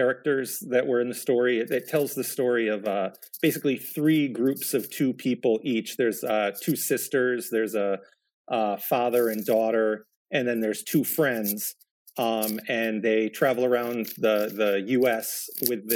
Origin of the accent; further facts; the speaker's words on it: New York, United States; I'm from New York, and Montreal. I'm not all that far from Montreal, also.